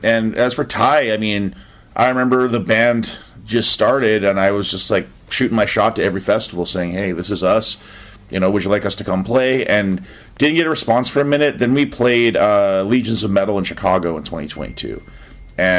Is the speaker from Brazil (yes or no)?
no; Canada; now in United States; I'm Canadian.